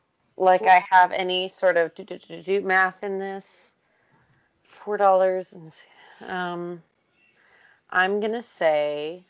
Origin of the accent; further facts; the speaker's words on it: Oklahoma, United States; growing up in Oklahoma